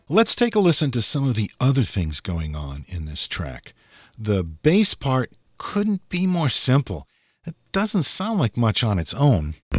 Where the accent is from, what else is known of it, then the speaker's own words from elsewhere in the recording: Massachusetts, United States; also born or lived in New Hampshire; I was born in New Hampshire and grew up in Massachusetts